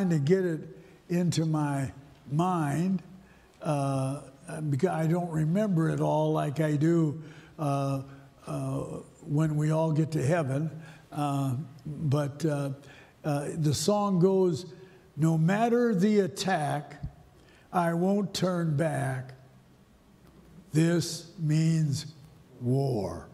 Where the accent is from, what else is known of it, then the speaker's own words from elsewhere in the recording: St. Paul, Minnesota, United States; I was raised in St. Paul